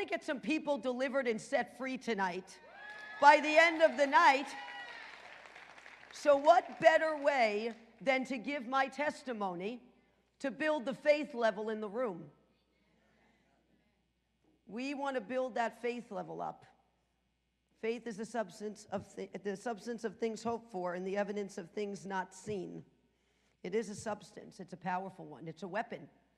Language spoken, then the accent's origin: English; New York City, New York, United States; I'm from the Bronx, New York. I was born at Einstein Hospital